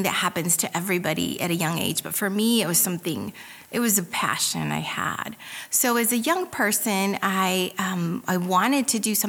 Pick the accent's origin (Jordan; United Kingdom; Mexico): Mexico; Puebla; moved away; I'm from Puebla, Mexico, and my mom was from Indiana